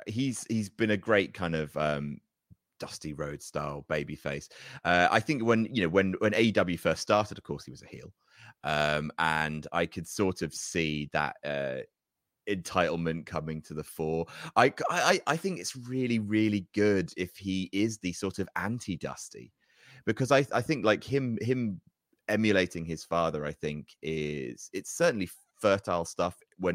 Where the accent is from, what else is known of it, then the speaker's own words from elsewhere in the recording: New Jersey, United States; For me, because I grew up in Jersey, we didn't really get wrestling shows there.